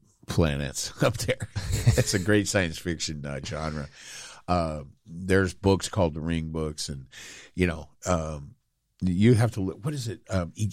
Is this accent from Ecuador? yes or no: no; United Kingdom; I'm British.